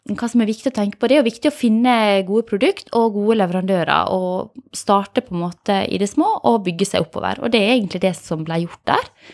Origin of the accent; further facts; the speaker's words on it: Åmli, Agder, Norway; jeg er fra Åmli